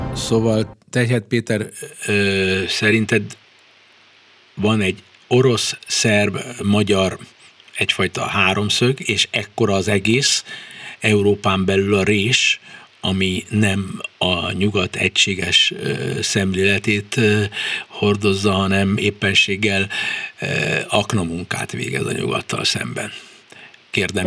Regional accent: Hungary; mi magyarok vagyunk, és minket a hazánk különösképpen érdekel

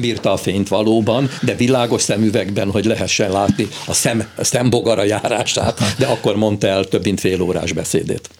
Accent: Hungary; mi magyarul beszélünk, mert magyarok vagyunk

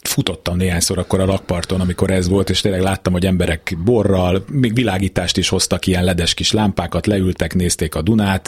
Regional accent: Budapest, Hungary; én a Bemraparton nőttem föl, mi gyerekkoromban annyira progresszívek voltunk, hogy még pecáztunk is

